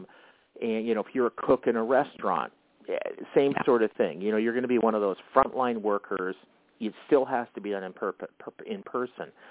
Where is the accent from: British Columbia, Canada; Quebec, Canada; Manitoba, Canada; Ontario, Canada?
Manitoba, Canada; Winnipeg; now in Minneapolis, United States; I grew up in Canada, in in uh, in Winnipeg, which is right dead center uh, in the country.